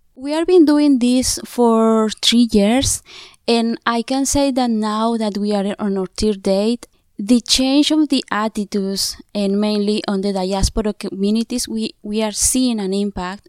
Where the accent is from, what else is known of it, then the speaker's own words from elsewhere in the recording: Oaxaca, Mexico; I'm from Oaxaca, Mexico. I belong to a Zapote community